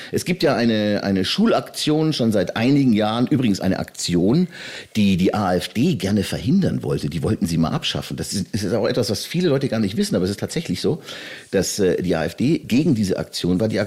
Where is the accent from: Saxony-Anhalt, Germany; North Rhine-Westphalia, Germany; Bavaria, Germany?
Bavaria, Germany; auch aus der Oberpfalz, aus meiner Heimat, wo ich herkomme